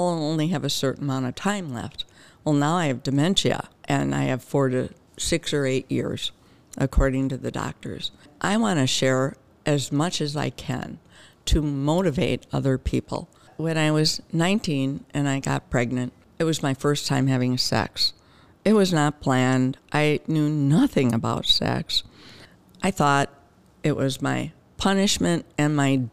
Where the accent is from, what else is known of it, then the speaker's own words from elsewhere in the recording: Wauwatosa, Wisconsin, United States; also born or lived in Brookfield, Wisconsin; I grew up in Wauwatosa until 5th grade. My mother and my stepfather moved to Brookfield, and I went from, I guess it was 6th grade, until I barely graduated from high school in Brookfield